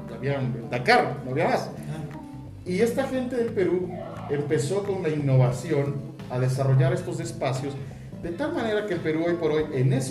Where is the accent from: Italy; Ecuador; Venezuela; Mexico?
Ecuador; somos los latinos y los ecuatorianos